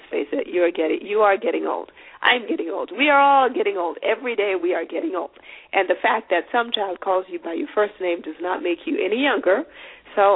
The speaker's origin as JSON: {"language": "English", "country": "Zimbabwe", "said": "I'm from Zimbabwe"}